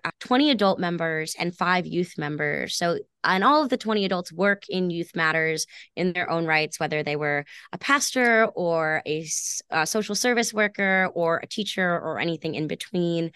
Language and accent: English; Westchester County, New York, United States; moved away as an adult; now in Boston, United States; a young woman growing up in Westchester County